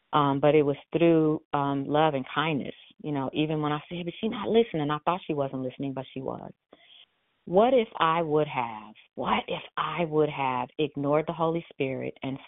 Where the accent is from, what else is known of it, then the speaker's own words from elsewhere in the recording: India; I'm Indian, so I use seven.